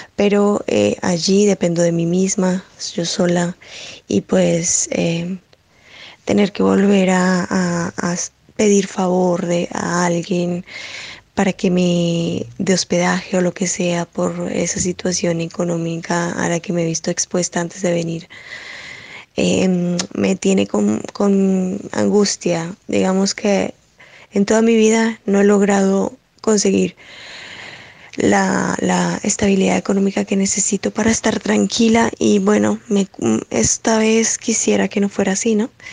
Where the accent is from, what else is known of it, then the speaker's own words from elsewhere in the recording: Colombia; moved away as an adult; also born or lived in Spain; yo soy de Colombia y hace cuatro años migré para España